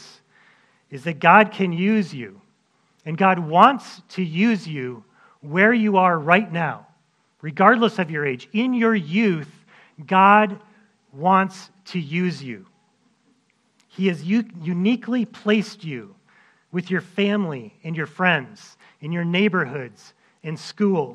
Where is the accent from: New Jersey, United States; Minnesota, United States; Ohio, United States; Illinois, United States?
Minnesota, United States; my years growing up in Minnesota.